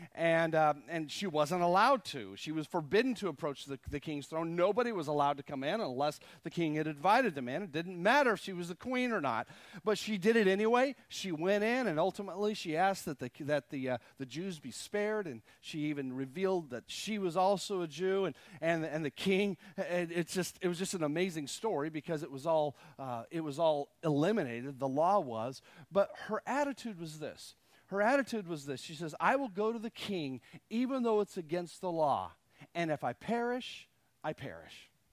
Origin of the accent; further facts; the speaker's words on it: Texas, United States; I guess I was from Texas